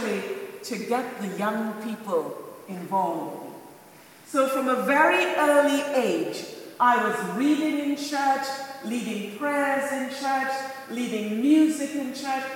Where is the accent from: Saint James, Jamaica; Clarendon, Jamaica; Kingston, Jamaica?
Saint James, Jamaica; Montego Bay; now in United Kingdom; born and brought up in Montego Bay, Jamaica